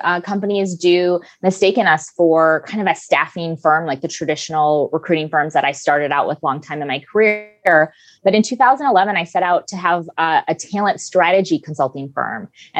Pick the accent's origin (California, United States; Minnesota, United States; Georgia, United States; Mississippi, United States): Minnesota, United States; now in San Diego, United States; I grew up in Minnesota. And I lost my accent years ago, but I'm from Minnesota. I moved to San Diego 14 years ago, and I love it here.